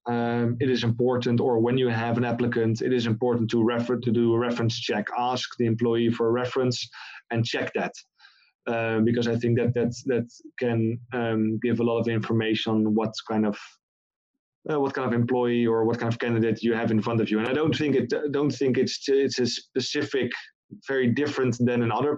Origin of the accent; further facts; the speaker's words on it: Netherlands; moved away as an adult; now in China; I'm from the Netherlands